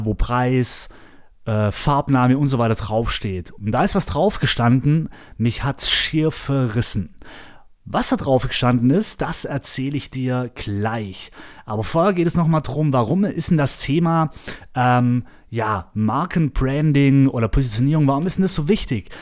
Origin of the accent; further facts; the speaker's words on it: Germany; moved away; ich war zu Hause in meiner Heimatstadt Ramsburg